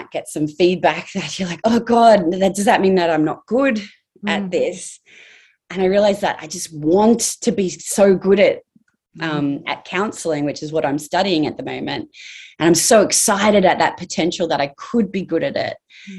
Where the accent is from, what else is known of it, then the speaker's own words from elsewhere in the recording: Townsville, Queensland, Australia; I grew up in Townsville.